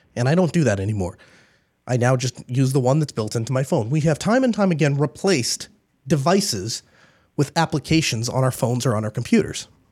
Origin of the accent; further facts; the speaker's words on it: United States; I'm glad I was born here in the United States. I definitely belong here. This is, this is home to me.